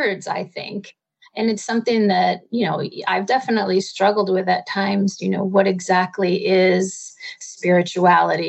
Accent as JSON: {"language": "English", "region": "East Coast", "country": "United States", "moved": "yes", "lives_now": "Topanga Canyon, United States", "said": "I live in beautiful Topanga Canyon out here in California, but I'm originally from the East Coast"}